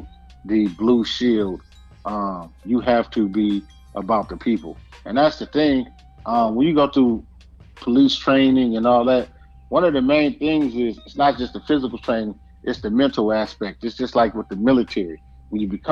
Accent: Compton, California, United States; I'm from Compton, California

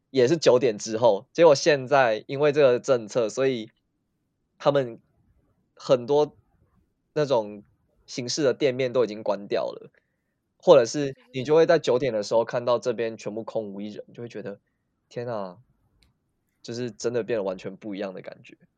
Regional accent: Taiwan; moved away as an adult; now in South Korea; 我是台湾人

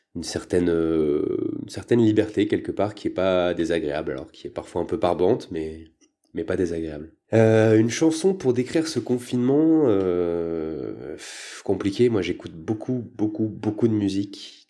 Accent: Paris, Île-de-France, France; moved away as an adult; now in Lyon, France; Je viens de Paris à la base, mais je me suis installé à Lyon il y a quelques années

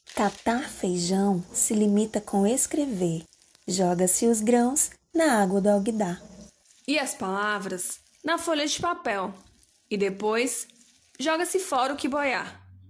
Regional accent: Brazil; nós brasileiros

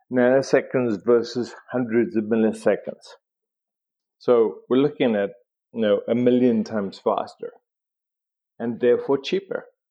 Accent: South Africa; I grew up in South Africa.

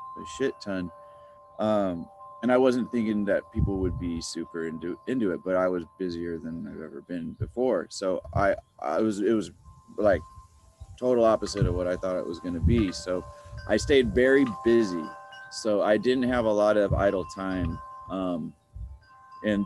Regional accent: Encinitas, California, United States; also born or lived in Texas / Los Angeles; I was born in Texas, but I would pretty much say I'm more of a Californian than a Texan, because I've been here, and you know, since I was like 7 or 8

